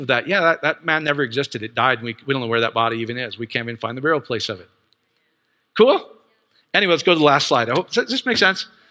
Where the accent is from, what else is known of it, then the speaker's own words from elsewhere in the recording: Iowa, United States; I grew up in Iowa